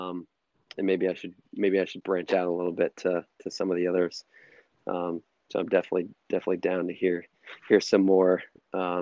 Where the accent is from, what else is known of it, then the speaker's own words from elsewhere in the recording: Massachusetts, United States; I'm from Massachusetts